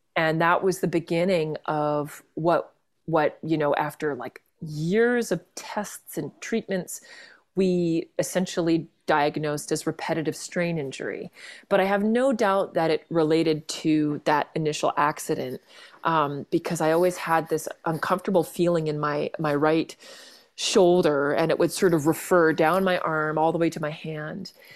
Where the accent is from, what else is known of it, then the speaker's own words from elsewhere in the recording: Vancouver, British Columbia, Canada; now in Ontario, Canada; I grew up in Vancouver, um, among the mountains and the sea, which I miss every day out here in, in, in, uh, Ontario.